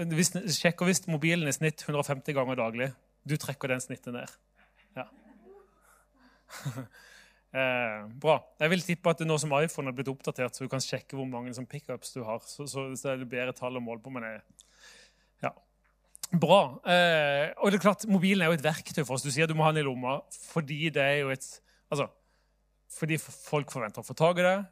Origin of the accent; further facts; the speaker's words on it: Southern Norway, Norway; Kanskje fordi jeg er sørlending kan være litt langsomme.